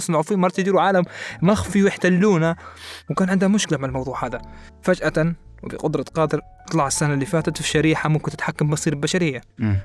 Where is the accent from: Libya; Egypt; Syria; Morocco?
Libya; احنا ليبيين